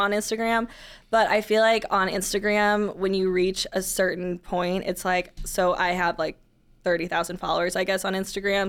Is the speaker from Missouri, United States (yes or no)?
yes; St. Louis, Missouri, United States; also born or lived in Columbia, Missouri; I grew up in the county and then went to school not too far away and then came back after college